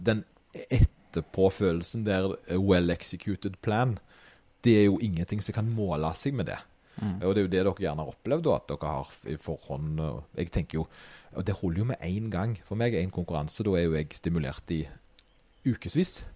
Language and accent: Norwegian; Åkrehamn, Rogaland, Norway; når Åkra, der jeg kommer fra, fikk bystatus